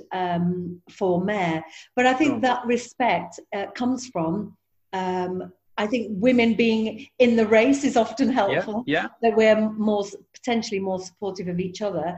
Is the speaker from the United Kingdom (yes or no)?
yes; Yorkshire and the Humber, United Kingdom; being a Yorkshire woman